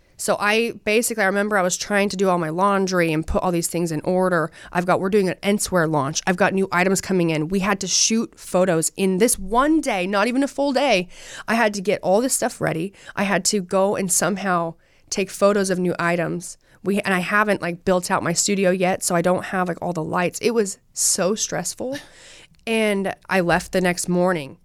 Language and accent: English; Utah, United States; I'm from Utah.